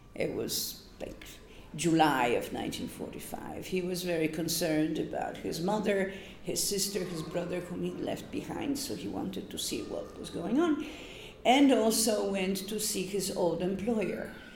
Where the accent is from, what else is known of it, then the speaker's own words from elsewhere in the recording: Gdynia, Pomeranian Voivodeship, Poland; first language Polish; English is a second language; moved away as an adult; also born or lived in Sri Lanka; now in New York, United States; I'm from the North, I'm from the Baltic Sea. Okay, so I'm from Gdynia